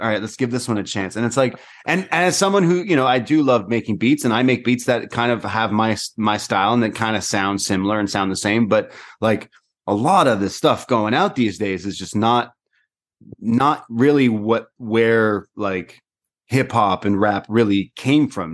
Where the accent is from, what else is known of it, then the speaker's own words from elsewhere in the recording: Toronto, Ontario, Canada; I'm from Toronto